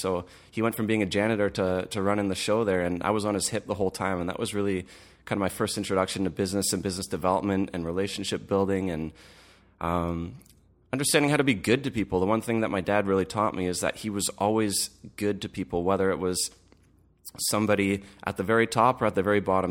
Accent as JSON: {"language": "English", "town": "Oakville", "region": "Ontario", "country": "Canada", "tie": "born or raised there", "said": "I was born and raised in Oakville"}